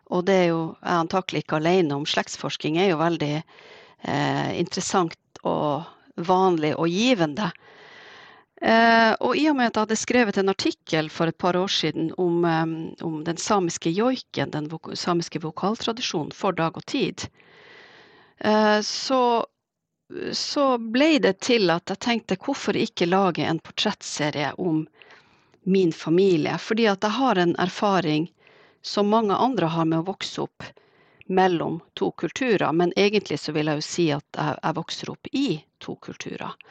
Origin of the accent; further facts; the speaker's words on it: Alta, Finnmark, Norway; also born or lived in Siebe; Jeg vokste opp i Alta på 70- og 80-tallet midt i Alta-kampen